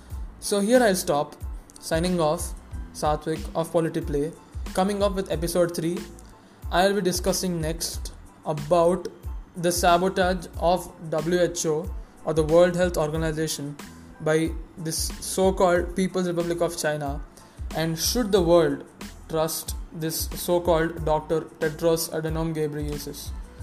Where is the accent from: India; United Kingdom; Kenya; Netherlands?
India